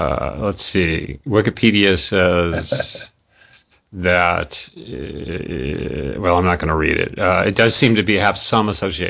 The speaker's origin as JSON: {"language": "English", "region": "California", "country": "United States", "tie": "born or raised there", "said": "I grew up in California"}